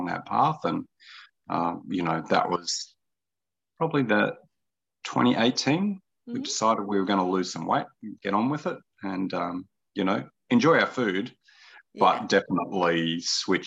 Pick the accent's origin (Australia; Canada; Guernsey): Australia; Toowoomba, Queensland; also born or lived in Hunter Valley; now in Brisbane, Australia; I grew up around the Darling Downs, around Toowoomba